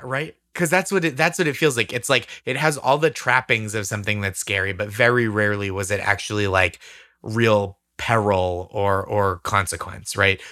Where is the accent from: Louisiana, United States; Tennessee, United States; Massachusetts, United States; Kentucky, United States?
Massachusetts, United States